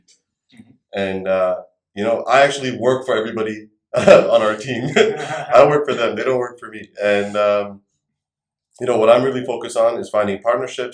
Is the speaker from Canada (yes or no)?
yes; Canada; also born or lived in India; I moved to Canada from India when I was 7 years old